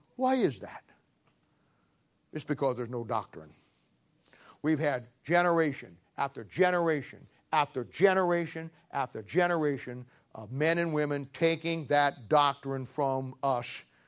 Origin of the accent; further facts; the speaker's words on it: Canton, Ohio, United States; I'm from Canton, Ohio.